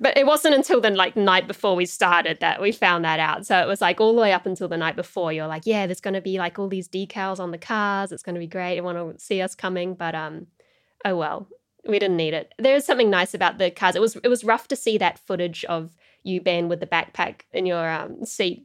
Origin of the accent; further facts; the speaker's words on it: New Zealand; I was from New Zealand and I lived in this part of the world